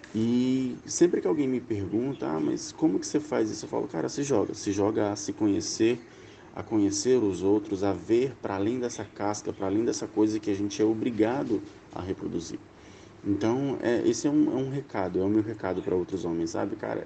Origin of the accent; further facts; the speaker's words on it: Acre, Brazil; tenho 30 anos, sou acriano